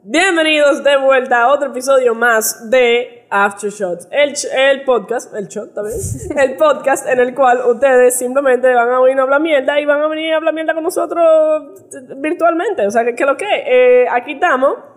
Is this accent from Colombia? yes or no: no; United States; Yo crecí en Estados Unidos